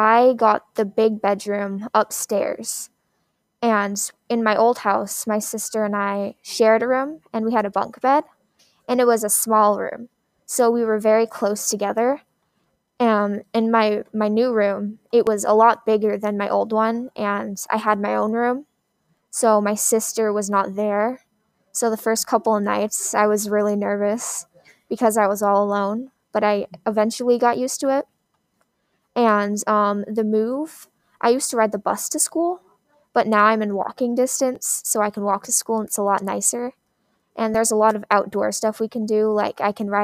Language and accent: English; Keene Valley, New York, United States; also born or lived in Elizabethtown, New York; when I was younger, I moved from Elizabethtown to the middle of Keene Valley. My family has been here for about 8 or 9 generations